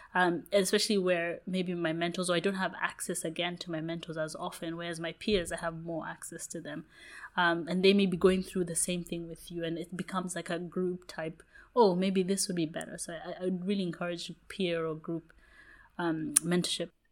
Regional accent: Kenya; moved away; also born or lived in United Kingdom; I grew up in Kenya

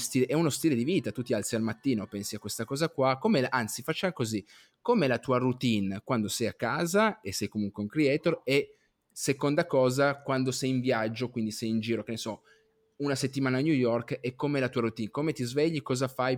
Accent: Piedmont, Italy; io sono piemontese

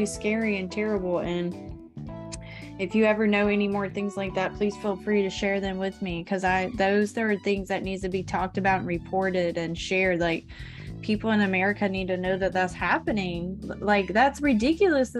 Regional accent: Florida, United States; Growing Up in Florida as a Millennial

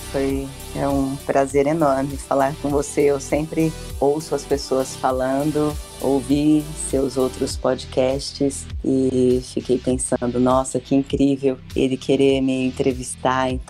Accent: Ituverava, São Paulo, Brazil; eu sou de Tuverava

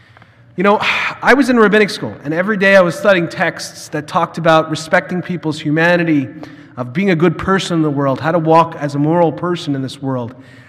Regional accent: next to New York City, United States; now in Minnesota, United States; So as many of you know, I'm originally from New York, and I grew up right next to New York City. Like, literally, you can walk from my house to Queens, right over the border

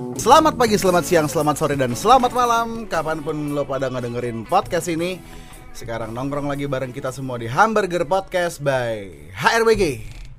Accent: Jakarta, Indonesia; gue gede di Glodok, bokap gue Cina

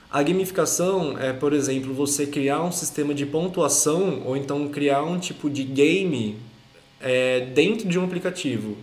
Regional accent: Brotas, São Paulo, Brazil; Brotas, minha cidade natal

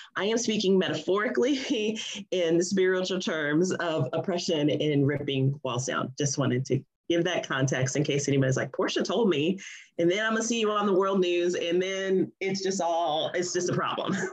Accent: United States; being an American

